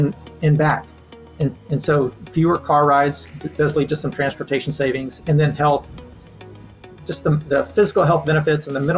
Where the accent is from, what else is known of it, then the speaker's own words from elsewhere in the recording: Leakey, Texas, United States; I'm from a small town in the Western Hill Country called Lakey